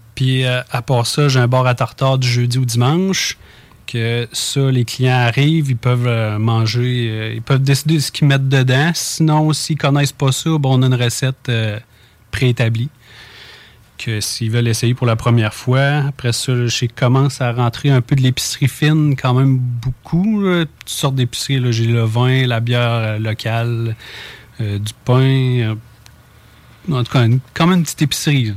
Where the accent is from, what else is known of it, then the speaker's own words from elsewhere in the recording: Saint-Gervais, Quebec, Canada; moi, je suis natif de Saint-Gervais